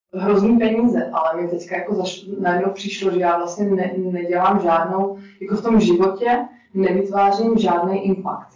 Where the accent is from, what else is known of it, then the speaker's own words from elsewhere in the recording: Czechia; moved away as an adult; also born or lived in Prague / Budapest; jsem Čech